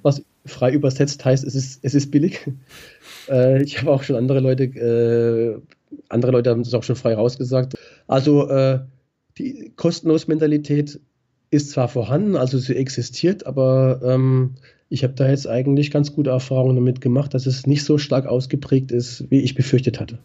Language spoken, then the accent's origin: German; Black Forest, near Baden-Baden, Baden-Württemberg, Germany; moved away as an adult; now in Frankfurt, Germany; ich fühle mich eigentlich in meiner alten Heimat äh, nach wie vor äh, am wohlsten und das ist der Schwarzwald. Okay. Problem, Problem ist halt, also in der Nähe von Baden-Baden, ich bin gar genau aufgewachsen